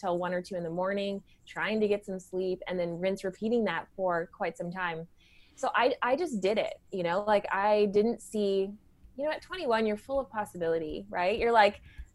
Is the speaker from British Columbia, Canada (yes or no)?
no; Ottawa Valley, Ontario, Canada; I grew up in the Ottawa Valley, you know, I grew up in a blue collar town